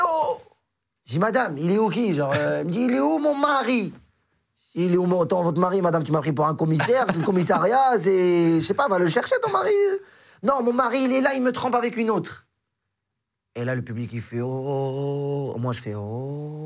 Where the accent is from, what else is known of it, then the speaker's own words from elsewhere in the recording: Morocco; now in France; je suis marocain